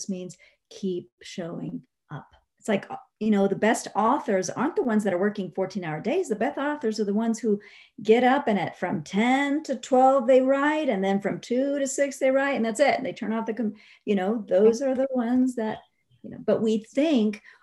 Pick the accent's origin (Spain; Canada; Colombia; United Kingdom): Spain; moved away; I'm originally from Spain